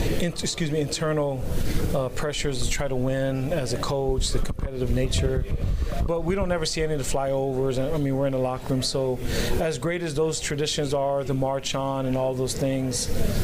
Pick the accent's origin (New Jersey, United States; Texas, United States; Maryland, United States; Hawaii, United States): Hawaii, United States; moved away; I'm from Hawaii